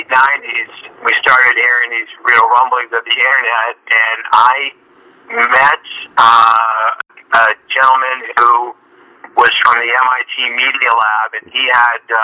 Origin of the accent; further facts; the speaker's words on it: Boston, Massachusetts, United States; moved away as an adult; now in Los Angeles, United States; I'm originally a Bostonian, but I've been out this way for